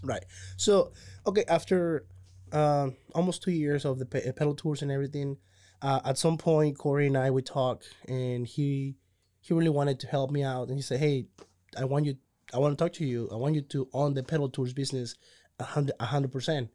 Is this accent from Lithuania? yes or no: no; Cozumel, Quintana Roo, Mexico; moved away as an adult; now in Waco, United States; I'm originally from Cozumel, Mexico